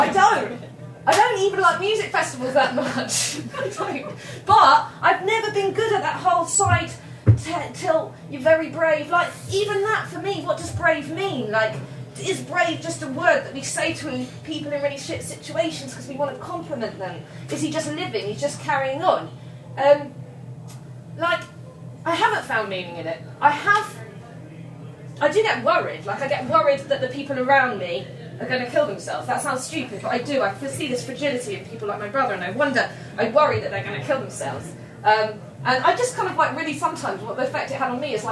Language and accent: English; England, United Kingdom; we're very English, me and my friend